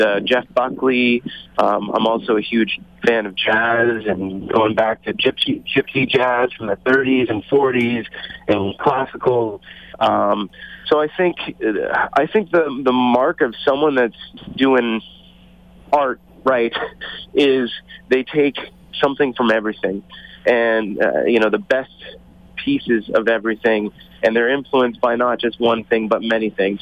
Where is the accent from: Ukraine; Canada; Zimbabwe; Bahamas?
Canada; Toronto, Ontario; moved away; also born or lived in Calgary, Canada; I'm originally from Toronto, moved out to Calgary, and started the band out there